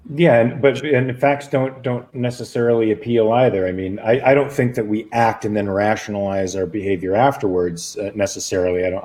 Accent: Los Angeles, California, United States; also born or lived in Pasadena, California; born in Pasadena, raised in Van Nuys

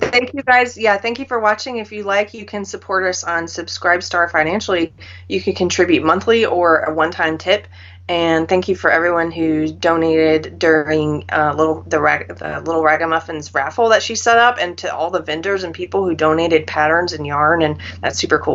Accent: South Carolina, United States; moved away; also born or lived in California; I'm a South Carolinian

